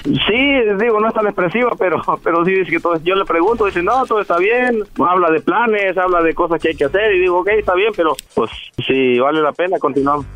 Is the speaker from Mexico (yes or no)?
yes; Jalisco, Mexico; moved away; also born or lived in Guerrero; nací en Guerrero, me crié en Jalisco, pero nací en Guerrero